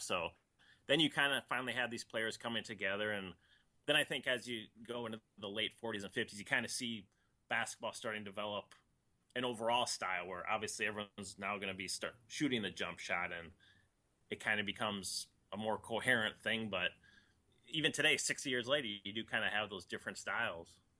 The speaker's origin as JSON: {"language": "English", "region": "Minnesota", "country": "United States", "tie": "born or raised there", "said": "I grew up in Minnesota"}